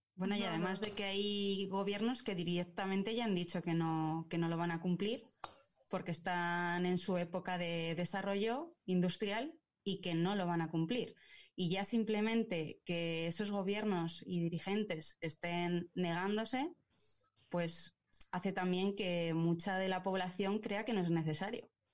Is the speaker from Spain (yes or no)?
yes; Burgos, Castile and León, Spain; yo soy de Burgos